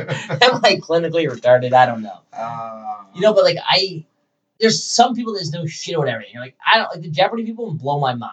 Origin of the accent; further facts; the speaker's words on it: Toronto, Ontario, Canada; she's like, where are you from? I'm like, Toronto.